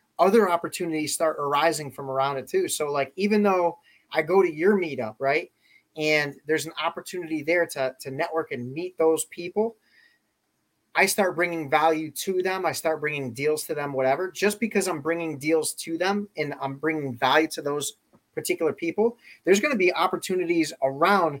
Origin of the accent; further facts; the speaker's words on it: West Springfield, Massachusetts, United States; moved away as an adult; now in Rhode Island, United States; I'm originally from Western Massachusetts, originally from West Springfield, Mass. I grew up there